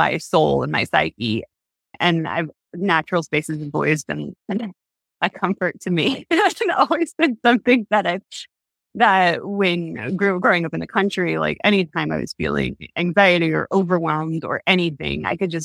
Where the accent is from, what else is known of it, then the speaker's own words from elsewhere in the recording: Southwest Missouri, United States; moved away; I'm originally from Missouri, Southwest Missouri.